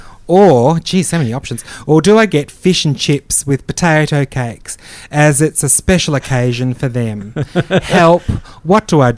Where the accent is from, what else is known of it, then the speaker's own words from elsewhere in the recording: Perth, Western Australia, Australia; I came from Perth.